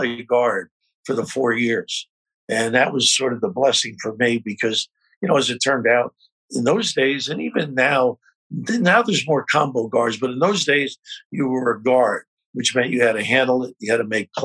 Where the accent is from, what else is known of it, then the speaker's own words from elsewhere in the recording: Kearny, New Jersey, United States; Kearney, New Jersey.